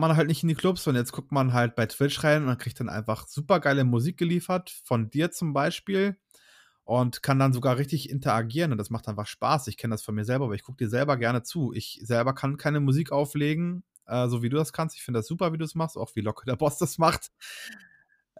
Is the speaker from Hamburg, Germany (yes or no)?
yes; Hamburg, Germany; moved away; wir kommen beide ursprünglich aus Hamburg eigentlich